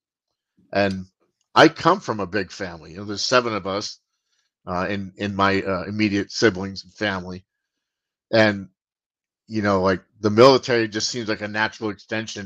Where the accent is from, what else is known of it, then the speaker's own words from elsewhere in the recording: Boston, Massachusetts, United States; also born or lived in England / Florida; now in Richmond, United States; I'm a Bostonian living down south. I grew up in Boston. I live in Virginia now, just outside of Richmond.